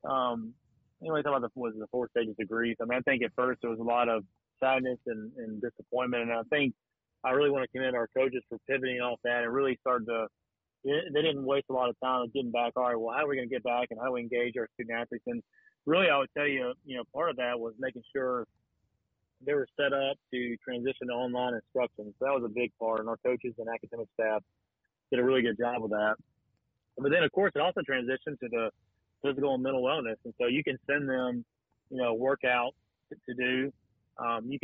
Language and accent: English; Watkinsville, Georgia, United States; now in Statesboro, United States; I grew up in Oconee County, you know, in Watkinsville, Georgia